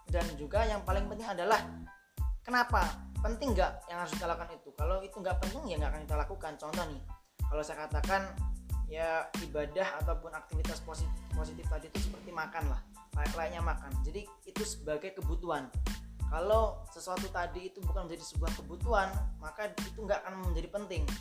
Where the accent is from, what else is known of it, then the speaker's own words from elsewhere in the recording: Java, Indonesia; kalau saya peribasan sebagai orang Jawa karena saya orang Jawa dia gitu ya